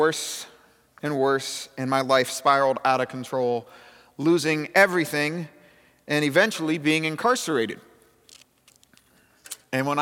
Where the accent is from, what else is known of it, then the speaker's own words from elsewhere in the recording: Canton, Ohio, United States; I grew up in Canton, Ohio